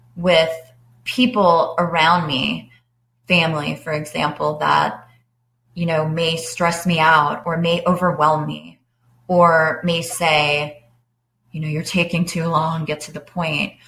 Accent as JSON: {"language": "English", "town": "Atlanta", "region": "Georgia", "country": "United States", "tie": "born or raised there", "also_born_or_lived": "Long Island, New York / Washington, District of Columbia, United States", "said": "I live in Atlanta. I grew up on Long Island. I moved to Atlanta in 1989 and I finished high school here."}